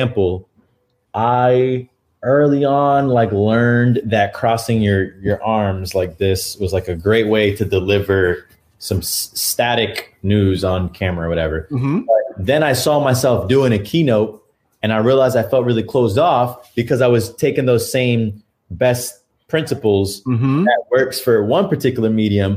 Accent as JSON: {"language": "English", "region": "New York", "country": "United States", "tie": "born or raised there", "moved": "as an adult", "lives_now": "Austin, United States", "said": "I'm born and bred in New York, and I'm in Austin, Texas right now"}